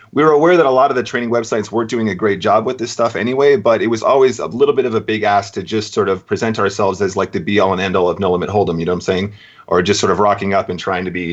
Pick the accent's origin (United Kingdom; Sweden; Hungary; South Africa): United Kingdom; also born or lived in Racine, Wisconsin, United States; I left when I was about eight years old, and I did all my schooling here. And I went to the University of Brighton